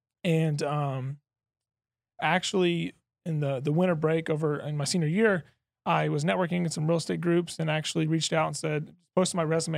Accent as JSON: {"language": "English", "town": "Lexington", "region": "Kentucky", "country": "United States", "tie": "born or raised there", "said": "Yeah, so I'll bring it back all the way to growing up in Lexington, Kentucky. Went to the University of Kentucky."}